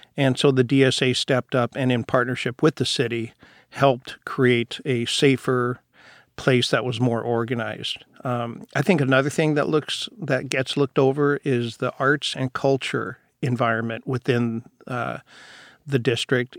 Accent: Seattle, Washington, United States; I was born and raised down in Rainier Valley. So I've been in Seattle my entire life.

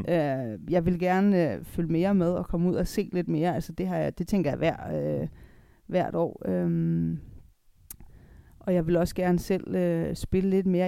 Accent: Denmark; also born or lived in Italy / Germany; her hjemme i Danmark er vi

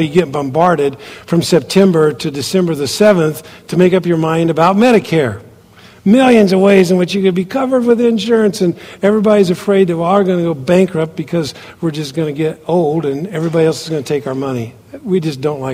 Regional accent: United States; moved away as an adult; also born or lived in Kathmandu, Nepal; being an American in that country

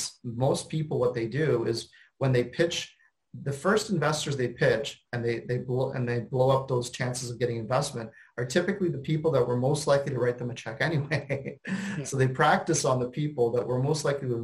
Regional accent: Canada; I'm a Canadian

